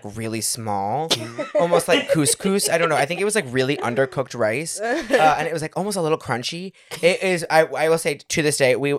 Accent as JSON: {"language": "English", "region": "Illinois", "country": "United States", "said": "I'm from just outside Chicago."}